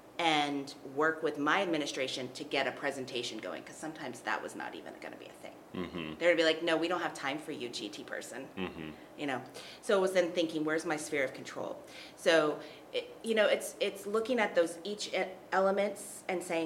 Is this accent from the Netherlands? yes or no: no; Texas, United States; moved away as an adult; now in Colorado, United States; I'm from Texas